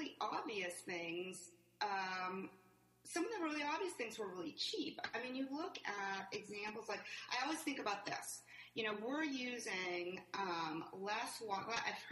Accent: Montreal, Quebec, Canada; moved away as an adult; also born or lived in New Mexico; I grew up in Montreal

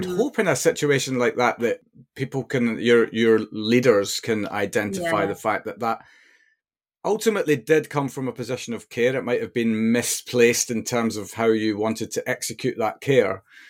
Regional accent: Perth, Scotland, United Kingdom; also born or lived in near London Stansted; now in England, United Kingdom; We used to day trip because I'm from Perth, so we're not a million miles away.

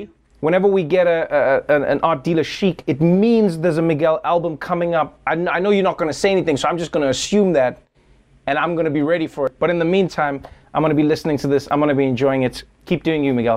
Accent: South Africa; I grew up in South Africa.

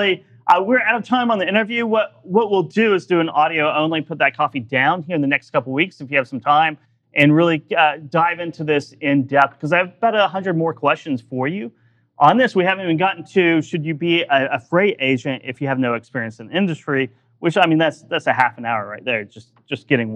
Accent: Oklahoma, United States; I'm from Oklahoma

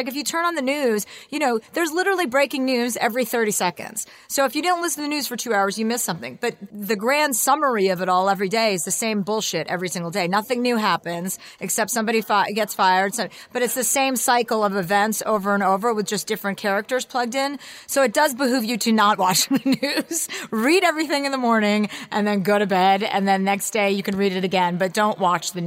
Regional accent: New Jersey, United States; moved away; I grew up in New Jersey

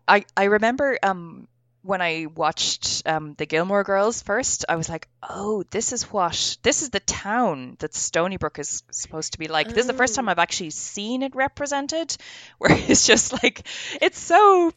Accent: Hong Kong; I grew up in Hong Kong and everybody did not know each other

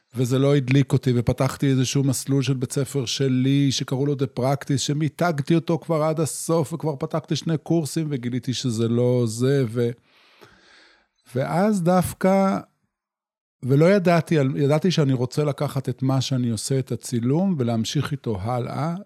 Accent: Yotvata, Southern District, Israel; moved away as an adult; גדלתי בקיבוץ יוטבתה

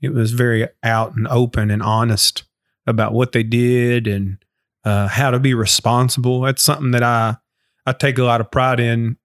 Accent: Lawrenceburg, Kentucky, United States; also born or lived in Austin, Texas; I loved growing up in Anderson County.

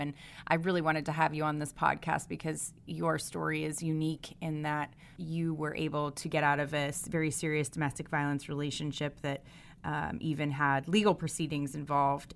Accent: East Coast, United States; I grew up mostly on the East Coast, but my parents are New Englanders

